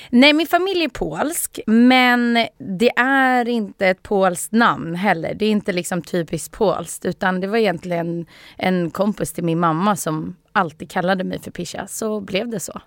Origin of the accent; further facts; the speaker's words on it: Sweden; Jag är född i Sverige